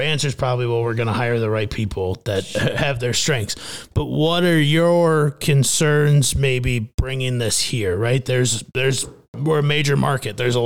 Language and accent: English; Midwest, United States; now in Phoenix, United States; growing up in the Midwest